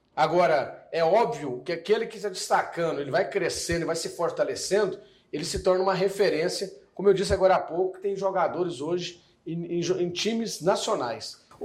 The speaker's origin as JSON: {"language": "Portuguese", "town": "Goiânia", "region": "Goiás", "country": "Brazil", "tie": "born or raised there", "said": "Eu, particularmente, nasci em Goiânia"}